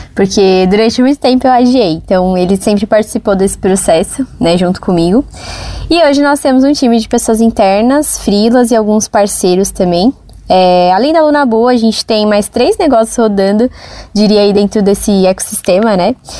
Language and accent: Portuguese; São Paulo, Brazil; Eu nasci e cresci no Jardim Brasil, que é um bairro, um lugar assim de poucas oportunidades.